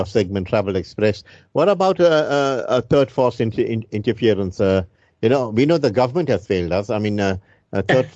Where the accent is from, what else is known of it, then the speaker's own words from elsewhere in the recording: South Africa; as a South African